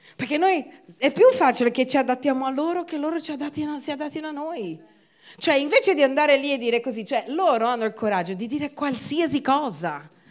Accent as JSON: {"language": "Italian", "country": "Brazil", "moved": "yes", "lives_now": "Italy", "said": "io vengo dal Brasile"}